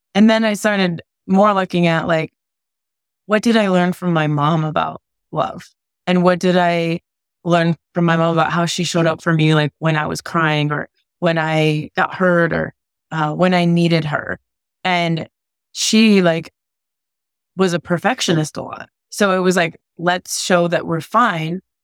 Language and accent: English; New England, United States; moved away; also born or lived in California; I grew up in New England, right? And then I moved to California